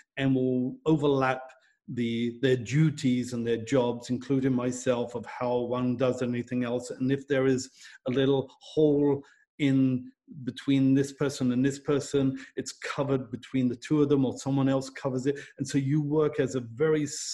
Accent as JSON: {"language": "English", "country": "United Kingdom", "said": "I'm British"}